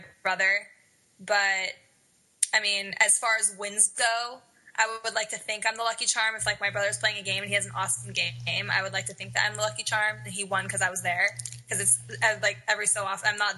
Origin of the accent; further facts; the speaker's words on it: Denver, Colorado, United States; moved away as an adult; now in Los Angeles, United States; I grew up in Denver. I live in LA now. I've lived here since I was 18, straight out of high school